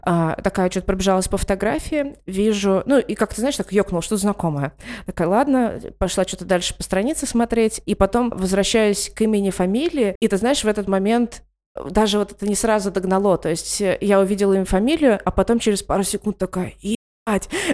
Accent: Ivanteevka, Moscow Oblast, Russia; мы выросли в Ивантеевке

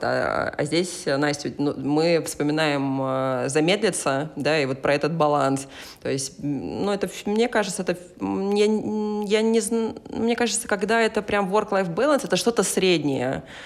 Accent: Kaliningrad, Kaliningrad Oblast, Russia; мой родной город э, Калининград

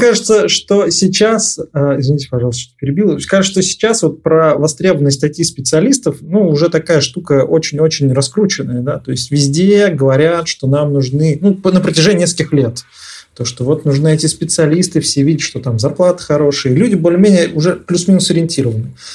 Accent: Nizhny Novgorod, Nizhny Novgorod Oblast, Russia; moved away; я родился и вырос в Нижнем Новгороде

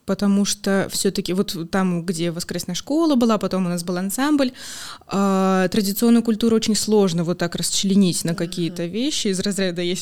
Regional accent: Novosibirsk, Novosibirsk Oblast, Russia; now in Saint Petersburg, Russia; Из Новосибирска. Да, я из Новосибирска родом

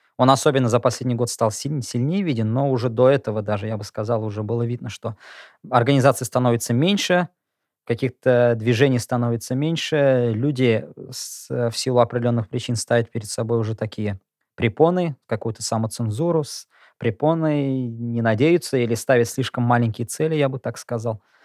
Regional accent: Bashkortostan, Russia; now in Kazan, Russia; я сам из Башкирии, я изучал татарский язык как предмет до седьмого класса

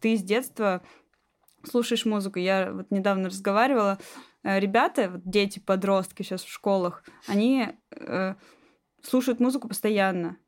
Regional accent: Magnitogorsk, Chelyabinsk Oblast, Russia; now in Moscow, Russia; я родилась в Магнитогорске

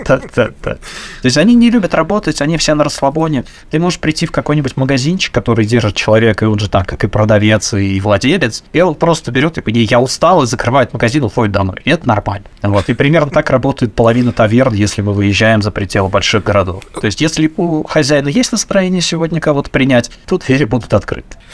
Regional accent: Samara, Samara Oblast, Russia; moved away as an adult; now in Cyprus; я сам из Самары

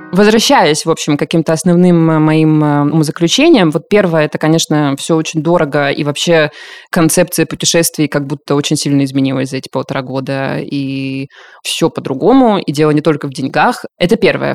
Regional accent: southern Russia, Russia; moved away; и даже на юге, откуда я родом

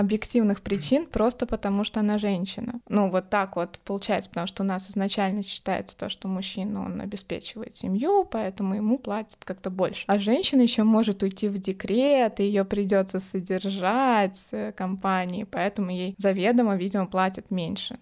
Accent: Moscow, Russia; я москвичка, и у меня есть квартира ещё

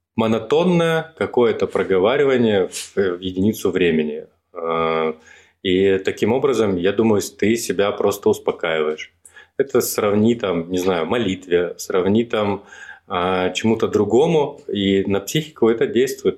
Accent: Rostov-on-Don, Rostov Oblast, Russia; moved away as an adult; now in Moscow, Russia; я из Ростова, когда переезжал в Москву

